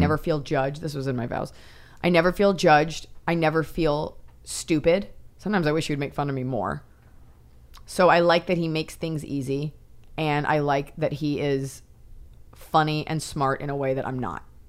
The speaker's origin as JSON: {"language": "English", "country": "United States", "said": "as an American"}